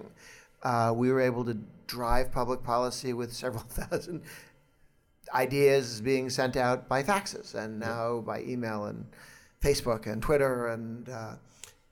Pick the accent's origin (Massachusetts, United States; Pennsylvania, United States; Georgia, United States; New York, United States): Massachusetts, United States; I'm from Massachusetts